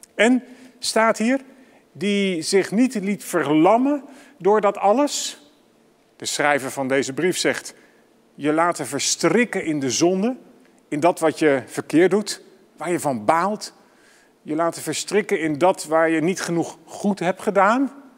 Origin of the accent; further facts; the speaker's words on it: Amsterdam, North Holland, Netherlands; voor mij als Amsterdammer